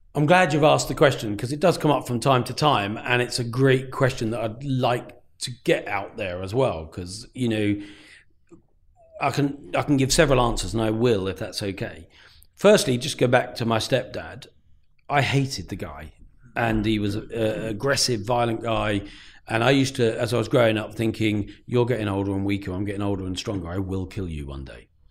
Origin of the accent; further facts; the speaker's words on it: Peterborough, East of England, United Kingdom; also born or lived in Luton; I grew up in Breton